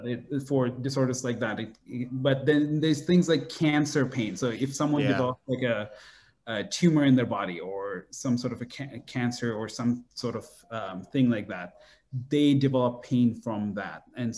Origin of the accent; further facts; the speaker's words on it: Saudi Arabia; now in United States; And so I was born in Saudi Arabia. But my growth was very much around people from Bangladesh, my family. So I very much grew up as Bangladeshi.